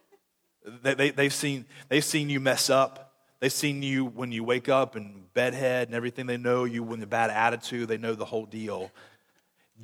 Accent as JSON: {"language": "English", "town": "Conway", "country": "United States", "said": "I'm from Conway"}